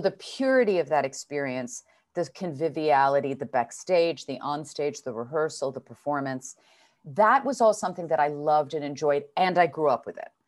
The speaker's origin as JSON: {"language": "English", "town": "New York City", "region": "New York", "country": "United States", "tie": "born or raised there", "also_born_or_lived": "Geneva, Switzerland / Providence, Rhode Island", "moved": "yes", "lives_now": "Los Angeles, United States", "said": "I'm a real New York City kid. I grew up in New York City"}